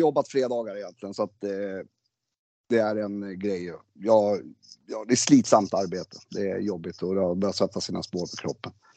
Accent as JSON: {"language": "Swedish", "country": "Sweden", "tie": "born or raised there", "said": "Jag är född i Sverige"}